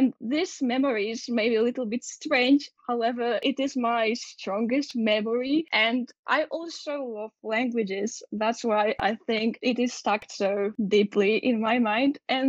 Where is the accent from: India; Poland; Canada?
Poland; Gliwice, Silesian Voivodeship; I'm from Gliwice, which is obviously in Poland, in Silesia.